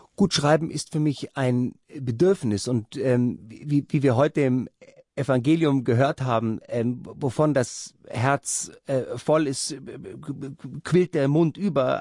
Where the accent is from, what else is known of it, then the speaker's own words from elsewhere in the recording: Rhineland, Germany; meine Kindheit war im Rheinland